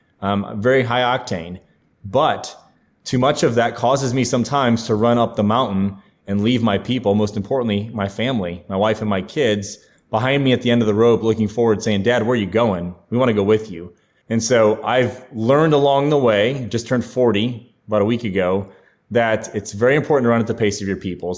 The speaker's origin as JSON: {"language": "English", "region": "Ohio", "country": "United States", "tie": "born or raised there", "also_born_or_lived": "Clemson, South Carolina / Charleston, South Carolina", "moved": "as an adult", "lives_now": "Nashville, United States", "said": "my home state of Ohio"}